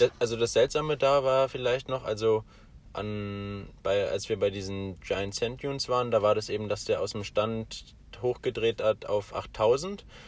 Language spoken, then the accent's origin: German; Germany; moved away; bei uns in Deutschland ist ja Weihnachten ja so mehr so ein Familienfest